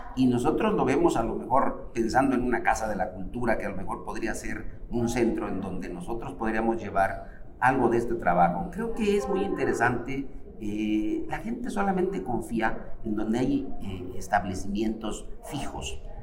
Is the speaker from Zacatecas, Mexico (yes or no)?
yes; Zacatecas, Mexico; now in Mexico City, Mexico; Yo soy nacido en Zacatecas, por ejemplo, mis hijos ya son nacidos aquí